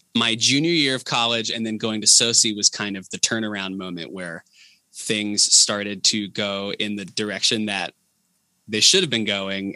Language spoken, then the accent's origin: English; Enon, Ohio, United States; now in Yellow Springs, United States; i grew up in enon the town over